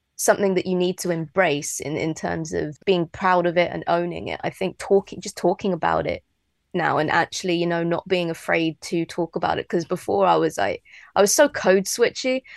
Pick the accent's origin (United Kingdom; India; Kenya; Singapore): United Kingdom; London; I grew up in London, like around a lot of cats in the flats